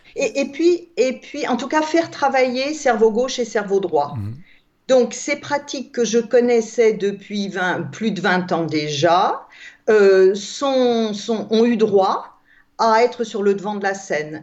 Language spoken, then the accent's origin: French; Alsace, Grand Est, France; je suis née en Alsace, en France